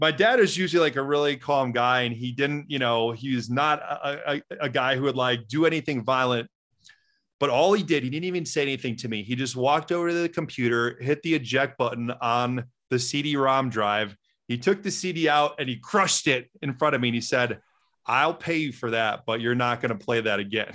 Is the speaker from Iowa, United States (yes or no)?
no; Wisconsin, United States; I grew up in Wisconsin, which is about ninety miles north of Chicago in a small Midwestern town of twenty-five hundred people